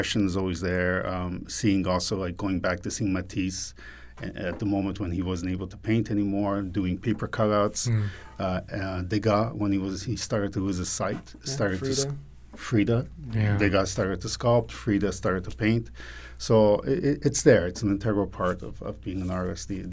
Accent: Quebec, Canada; moved away; also born or lived in New York; growing up in Quebec

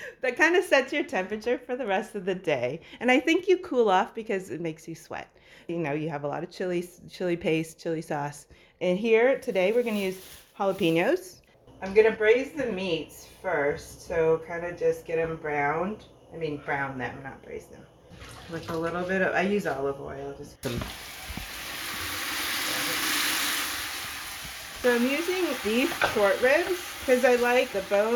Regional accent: north suburb of Chicago, Illinois, United States; also born or lived in Cambodia; we immigrated to a north suburb of Chicago in January

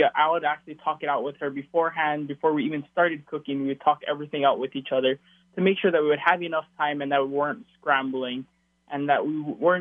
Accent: Hawaii, United States; this kid from Hawaii

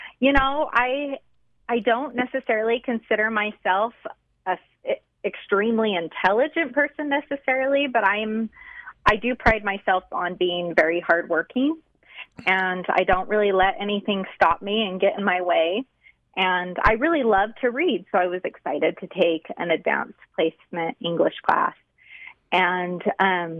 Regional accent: South Ogden, Utah, United States; I grew up in South Ogden, so I didn't move a whole lot

